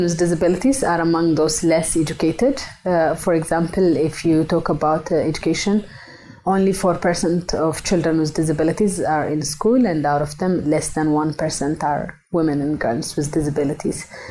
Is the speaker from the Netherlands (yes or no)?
no; Ethiopia; moved away; I am uh, originally from Ethiopia, but I work now globally